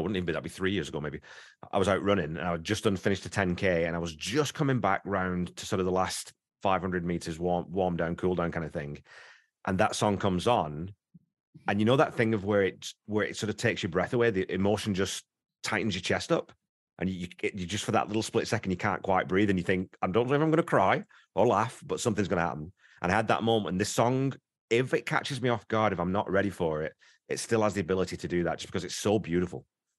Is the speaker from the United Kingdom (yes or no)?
yes; England, United Kingdom; accent: northern; If you're northern, you've got that very sort of, and I don't have it anymore, nowhere near have my accent anymore, but that northern accent's viewed in very similar terms